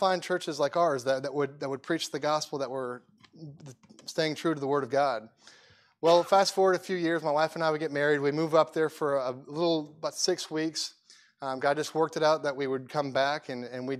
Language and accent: English; Atlanta, Georgia, United States; also born or lived in New York City; I grew up in Atlanta, Georgia.